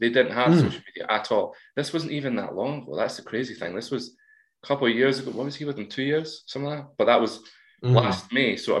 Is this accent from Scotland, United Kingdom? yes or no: yes; Scotland, United Kingdom; we're from Scotland.